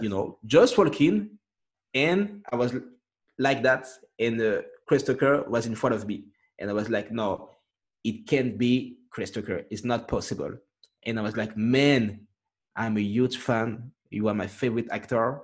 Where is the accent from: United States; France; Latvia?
France; English is a second language; I, I grew up here in France